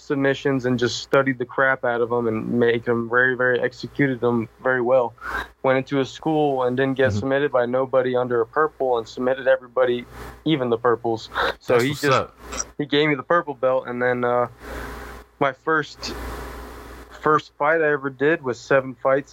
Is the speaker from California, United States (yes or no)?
no; Florida, United States; moved away as an adult; now in Las Vegas, United States; I grew up in Florida